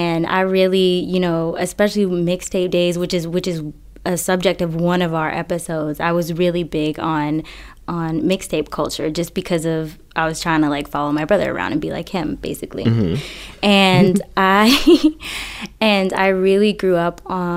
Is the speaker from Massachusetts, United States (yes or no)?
yes; Boston, Massachusetts, United States; I'm originally from Boston